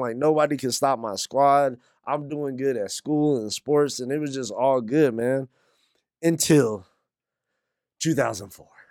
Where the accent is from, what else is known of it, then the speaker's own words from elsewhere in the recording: North Carolina, United States; I'm from North Carolina.